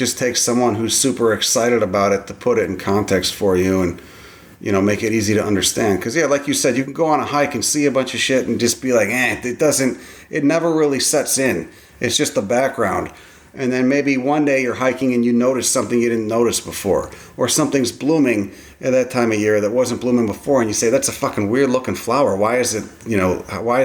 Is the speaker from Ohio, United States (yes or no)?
no; Chicago, Illinois, United States; I grew up in Chicago